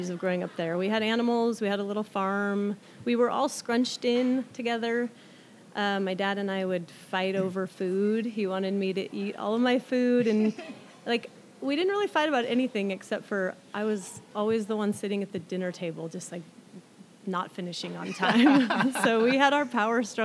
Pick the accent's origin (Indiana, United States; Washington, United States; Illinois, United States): Washington, United States; Oak Harbor; also born or lived in Southern California; Oak Harbor, Washington was where I spent most of my growing up.